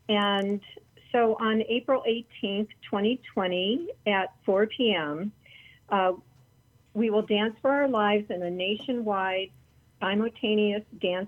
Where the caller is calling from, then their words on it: Palm Springs, California, United States; I'm in Palm Springs.